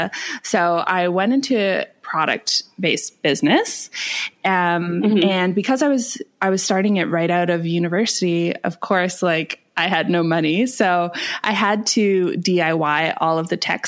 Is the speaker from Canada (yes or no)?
yes; Canada; moved away as an adult; now in Bali, Indonesia; I'm from Canada.